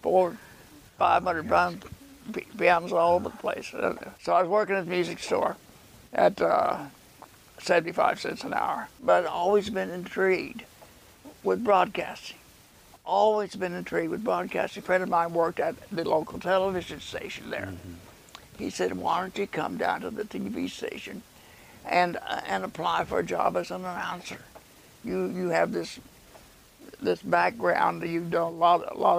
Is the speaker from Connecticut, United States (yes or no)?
no; Missouri, United States; moved away as an adult; also born or lived in Enid, Oklahoma; now in Maryville, United States; I moved here from Missouri. I grew up in Missouri